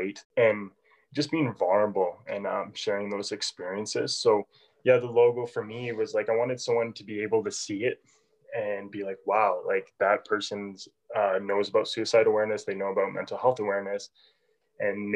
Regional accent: Calgary, Alberta, Canada; also born or lived in England; I'm from Calgary, Alberta, born and raised here.

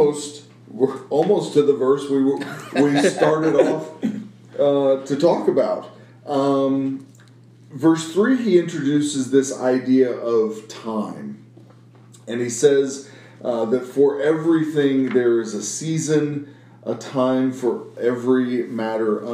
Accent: Midwest, United States; I grew up in the Midwest

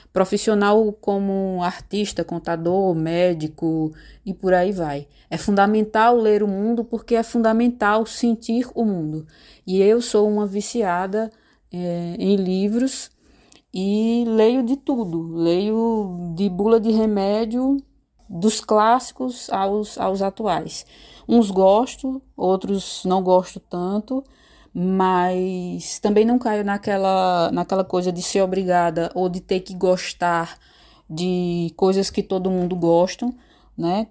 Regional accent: Pedra, Pernambuco, Brazil; somos conterrâneos, né? Dessa cidade maravilhosa

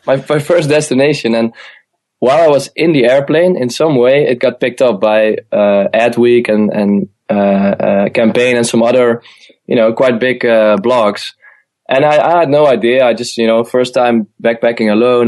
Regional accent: Eindhoven, North Brabant, Netherlands; moved away; also born or lived in Amsterdam; I'm originally born in the south of the Netherlands, in uh, in Eindhoven

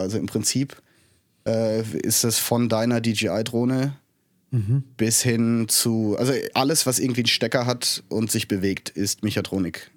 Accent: Kastellaun, Rhineland-Palatinate, Germany; moved away as an adult; also born or lived in Innsbruck, Austria / Canada; Ich bin hier im Hunsrück aufgewachsen

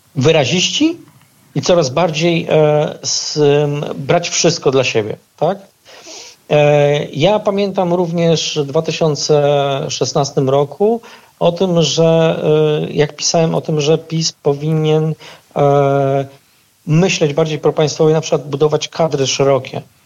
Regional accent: Puławy, Lublin Voivodeship, Poland; mojego rodzinnego miasta

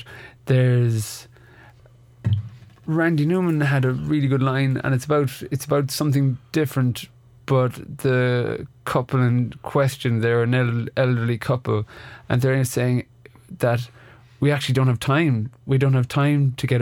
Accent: Ireland; we're Irish

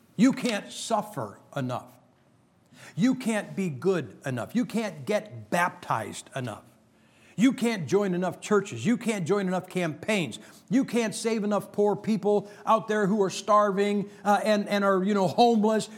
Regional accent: Massillon, Ohio, United States; my hometown of Massillon, Ohio

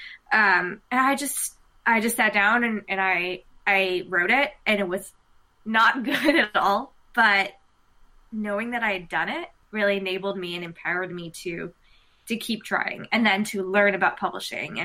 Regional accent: United States; being Indian American

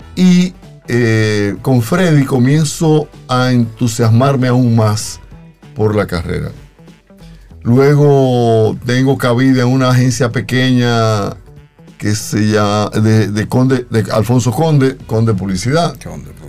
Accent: Pimentel, Duarte, Dominican Republic; yo soy oriundo de un pueblito a 22 kilómetros de San Francisco de Macorís, llamado Pimentel

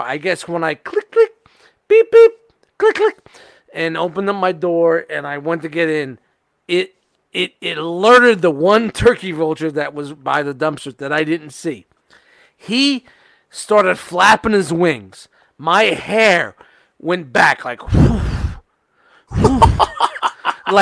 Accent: New York City, New York, United States; moved away; I'm from Brooklyn, and I'm used to pigeons and squirrels in the projects

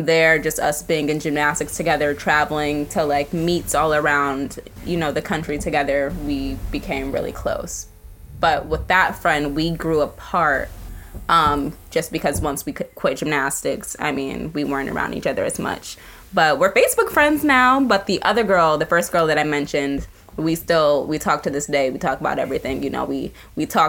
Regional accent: Ohio, United States; My family's from New York, but I grew up in Ohio.

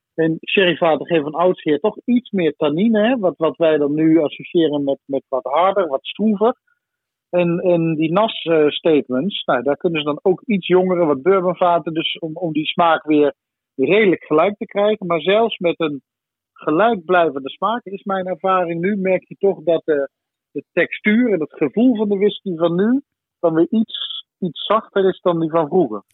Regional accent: Limburg, Netherlands; moved away as an adult; also born or lived in Venlo / Enschede; En ik kom oorspronkelijk uit Limburg

